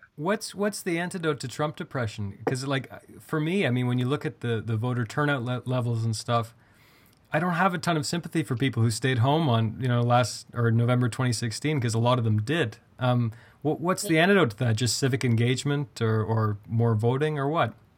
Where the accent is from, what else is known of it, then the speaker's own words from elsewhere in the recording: Canada; I'm Canadian.